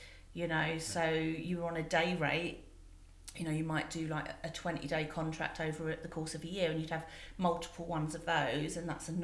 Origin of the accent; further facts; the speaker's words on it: London, United Kingdom; also born or lived in Winchester; I grew up in Forestgate, Stratford, like East London